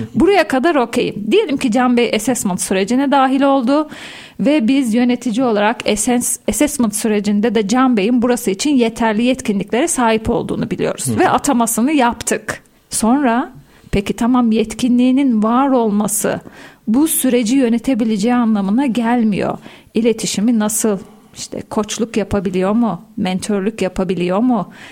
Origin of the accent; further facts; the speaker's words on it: Soma, Manisa, Turkey; 1979 Manisa Soma doğumluyum